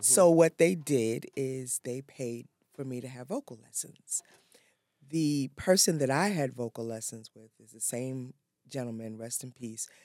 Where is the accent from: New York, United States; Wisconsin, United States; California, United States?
New York, United States; New York City; I'm originally from New York.